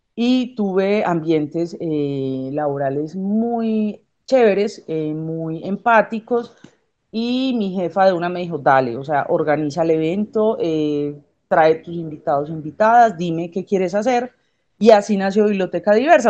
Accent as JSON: {"language": "Spanish", "country": "Colombia", "also_born_or_lived": "Medellín", "said": "ministra de Economía en mi país"}